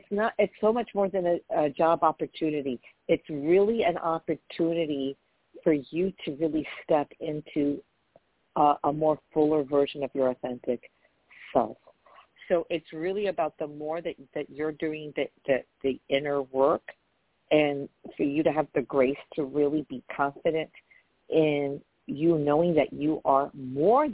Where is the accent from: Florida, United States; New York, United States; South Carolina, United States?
New York, United States; I'm from New York